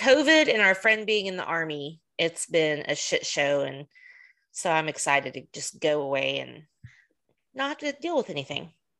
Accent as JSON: {"language": "English", "country": "United States", "also_born_or_lived": "Texas", "said": "being an American isn't all it's cracked up to be sometimes."}